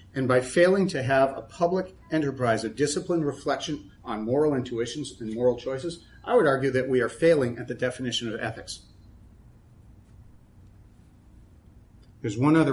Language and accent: English; Massachusetts, United States; born or raised there